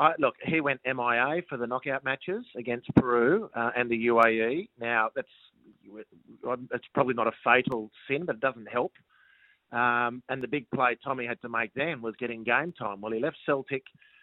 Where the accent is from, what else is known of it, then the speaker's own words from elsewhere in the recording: Australia; particularly as a foreigner and as an Australian foreigner. You know, we're not the top of the pile when it comes to Japanese clubs doing their recruiting.